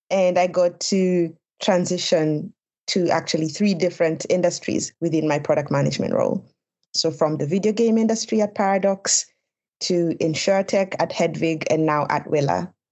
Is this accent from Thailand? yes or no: no; Nairobi, Kenya; moved away as an adult; now in Sweden; I am from Nairobi, which is a Silicon Savannah